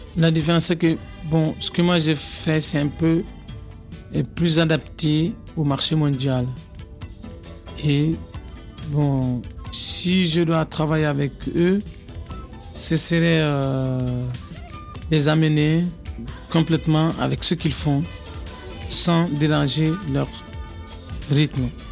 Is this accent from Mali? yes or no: yes; Mali; moved away as an adult; also born or lived in Paris / Montreuil; je viens du Mali.